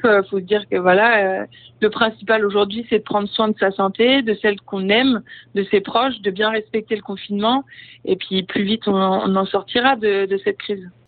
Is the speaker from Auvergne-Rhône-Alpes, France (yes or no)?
no; Brittany, France; now in Paris, France; je reviens euh, bah, sur mes terres, là où j'ai grandi